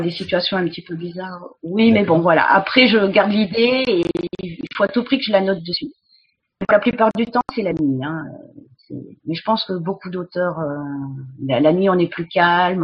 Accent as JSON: {"language": "French", "area": "about 20 km from Montségur", "region": "Occitania", "country": "France", "tie": "born or raised there", "also_born_or_lived": "Mexico", "moved": "yes", "said": "je suis originaire du sud-ouest de la France. J'habitais à 20, 20 km du château de Montségur, donc j'ai été bercée toute mon enfance par le catharisme"}